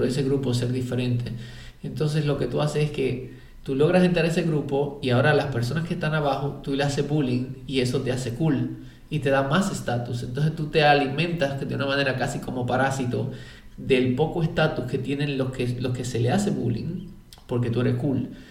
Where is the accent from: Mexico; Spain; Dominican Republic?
Dominican Republic; born or raised there